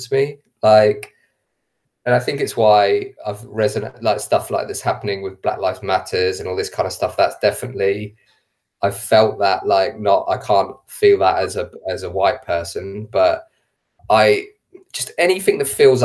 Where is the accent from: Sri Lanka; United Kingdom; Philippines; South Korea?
United Kingdom; England; all of my grandparents are Irish, but I was born in England. So I identify as both. I see myself as English